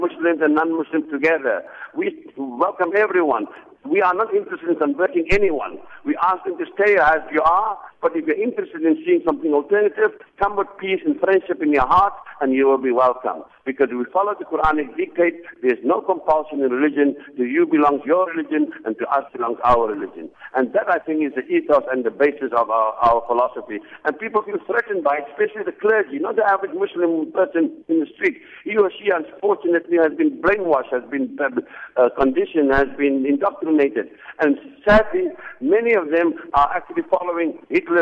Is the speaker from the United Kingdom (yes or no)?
no; South Africa; moved away; I'm a proud South African. I've come to my hometown where I was born. This mosque actually is within 1 kilometer where I was born.